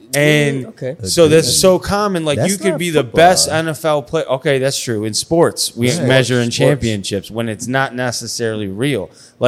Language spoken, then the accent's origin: English; Syracuse, New York, United States; I grew up in Syracuse.